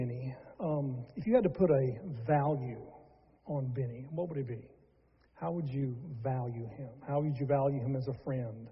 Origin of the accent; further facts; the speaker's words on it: Charlotte, North Carolina, United States; growing up in Charlotte, North Carolina, is where we're from